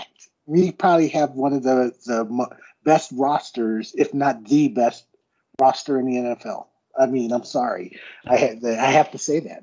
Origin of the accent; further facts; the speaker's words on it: Akron, Ohio, United States; moved away; I was born and raised in Akron in Northeast Ohio